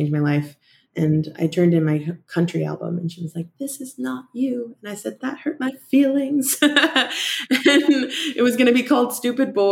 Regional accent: Boise, Idaho, United States; moved away as an adult; now in Los Angeles, United States; I flew home to Boise

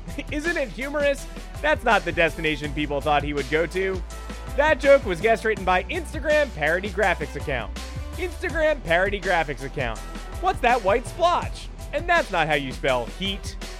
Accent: New York, United States; I grew up in New York

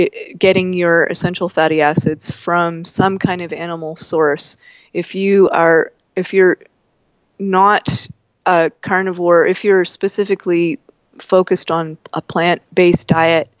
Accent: Canada; I'm Canadian, it happens, even though I'm in Colorado today.

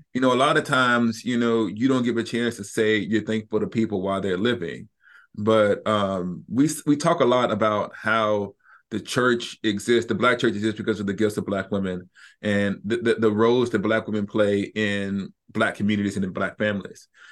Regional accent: Huntsville, Alabama, United States; moved away; I'm from Huntsville, Alabama, North West Huntsville. And there wasn't an evangelical within twenty miles of where I grew up.

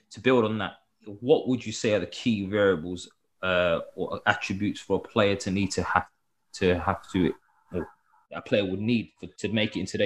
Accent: England, United Kingdom; because we're from England, we deserve to play in the Premier League and we shouldn't have to go anywhere else.

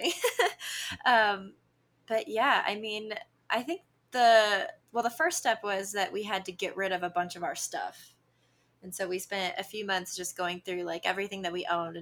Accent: St. Louis, Missouri, United States; I'm from St. Louis, Midwest

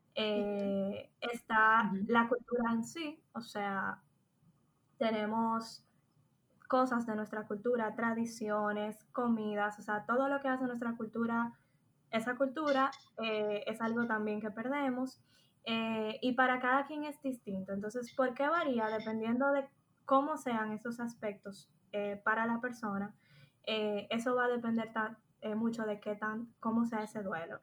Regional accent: Dominican Republic; moved away; also born or lived in Spain; soy dominicana

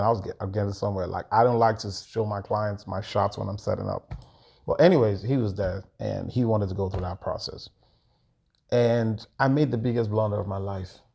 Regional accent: Lagos, Nigeria; moved away as an adult; now in United States; was born in Lagos. I was raised in Lagos.

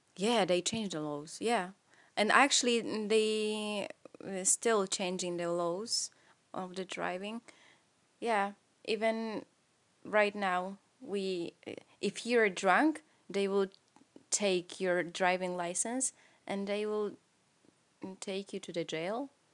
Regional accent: Poland; English is a second language; I'm from Poland.

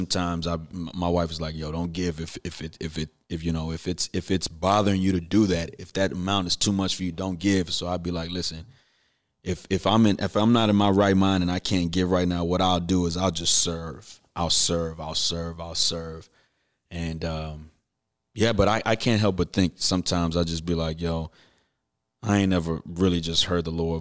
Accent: Houston, Texas, United States; from Fondren and West Airport. I'm from Houston

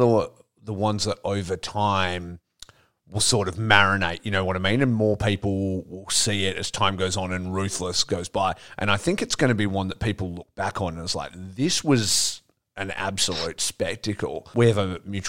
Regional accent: Australia; I grew up in Australia.

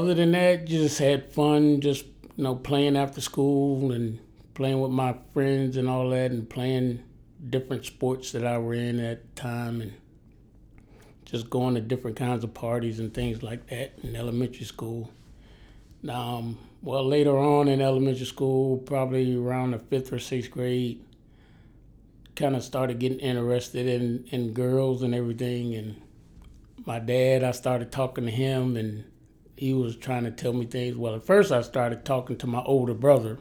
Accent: Miami, Florida, United States; also born or lived in Pascagoula, Mississippi / Savannah, Georgia; now in Charleston, United States; whenever I say my hometown, I'm talking about Miami because we only lived in Mississippi for my first year of life.

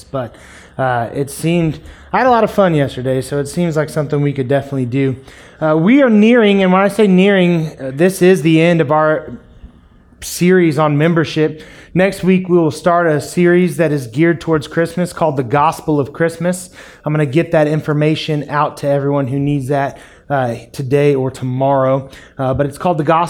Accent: Springfield, Missouri, United States; also born or lived in Kansas City; we moved to Springfield from Kansas City, I grew up in a family when the church doors were open

